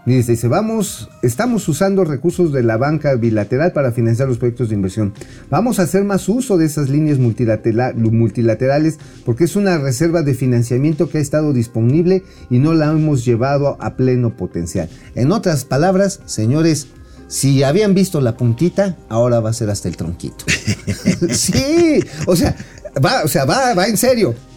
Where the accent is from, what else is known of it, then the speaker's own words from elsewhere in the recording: Tula, Hidalgo, Mexico; ahí de donde yo soy oriundo